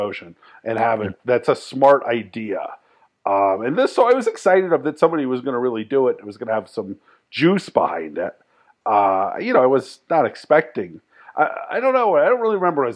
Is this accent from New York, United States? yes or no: no; Bay Area, California, United States; moved away as an adult; also born or lived in Washington, D.C.; was not a punk guy in the Bay Area when I was growing up.